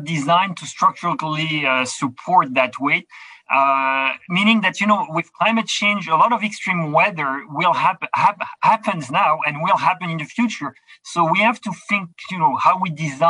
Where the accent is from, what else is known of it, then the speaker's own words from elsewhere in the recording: Quebec, Canada; I'm from Quebec